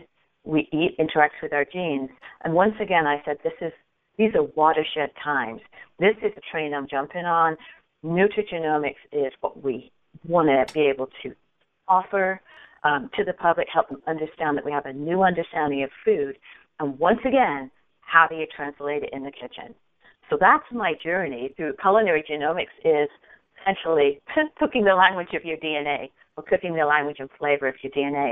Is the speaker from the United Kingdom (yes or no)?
yes; England, United Kingdom; moved away as an adult; also born or lived in upstate New York, United States; now in United States; So I grew up in Europe, and probably a few more words, people say, ooh, I think she's from England. Correct. I did grow up in Europe